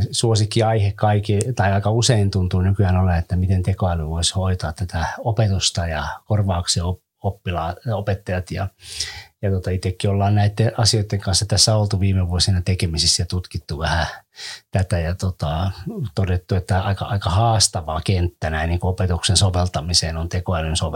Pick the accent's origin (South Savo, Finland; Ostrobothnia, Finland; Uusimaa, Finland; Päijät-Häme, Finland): Ostrobothnia, Finland; Kyllä meillä Pohjanmaalla käytiin aivan erilaista puhetta tästä